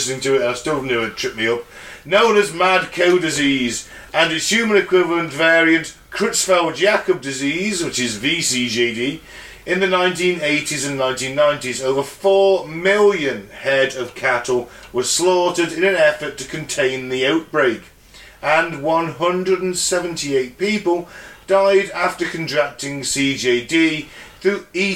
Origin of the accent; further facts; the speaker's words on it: United Kingdom; we grew up in Britain at this time